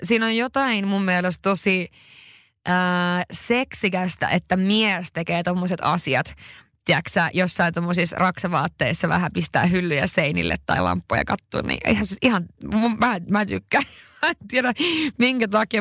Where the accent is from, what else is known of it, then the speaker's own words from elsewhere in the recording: northern Finland, Finland; moved away; mä oon pohjoisesta kotoisin